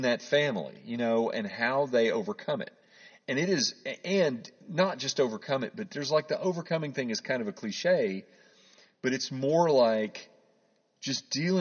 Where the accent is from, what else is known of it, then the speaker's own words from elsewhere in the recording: Oklahoma, United States; I grew up in Oklahoma